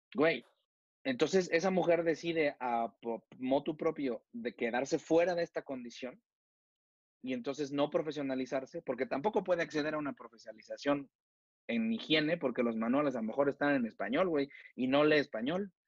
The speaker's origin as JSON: {"language": "Spanish", "country": "Mexico", "said": "como mexicanos"}